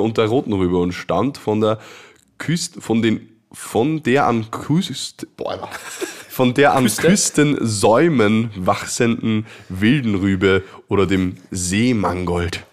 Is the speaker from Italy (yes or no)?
no; Vienna, Austria; Ich bin Wiener